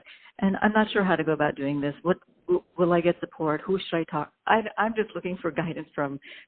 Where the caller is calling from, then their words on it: New York, United States; I'm calling from New York.